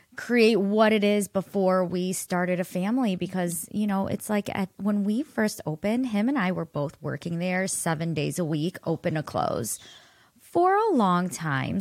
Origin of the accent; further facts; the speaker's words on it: Solon, Ohio, United States; I grew up in Solon